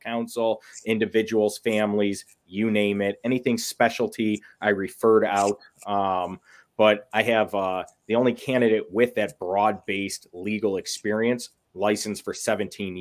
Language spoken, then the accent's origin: English; West Bloomfield, Michigan, United States; now in Commerce Township, United States; I grew up, I'm from West Bloomfield is where I grew up